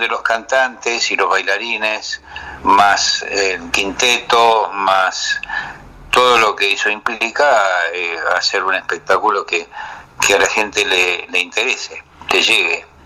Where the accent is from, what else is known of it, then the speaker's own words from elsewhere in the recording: Buenos Aires, Argentina; estoy arraigado a Buenos Aires, Buenos Aires es parte de mi vida